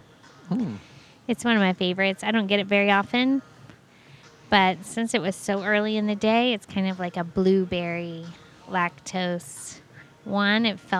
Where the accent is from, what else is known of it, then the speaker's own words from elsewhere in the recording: Florida, United States; Growing up in Florida, hearing about the villages your whole life, it's slightly intriguing.